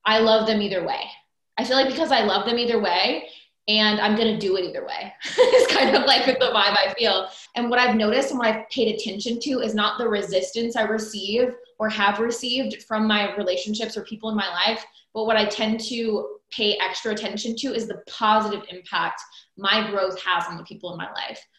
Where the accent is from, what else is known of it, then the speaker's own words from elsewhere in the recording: Iowa, United States; now in North Carolina, United States; I grew up in the Midwest, from Iowa originally, smack dab in the middle of the US